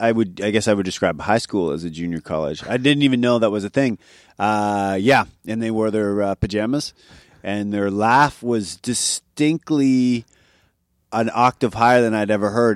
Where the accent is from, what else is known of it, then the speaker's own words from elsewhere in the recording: Oshawa, Ontario, Canada; moved away as an adult; also born or lived in New York City / Milan; now in Vancouver, Canada; I'm from Oshawa, Ontario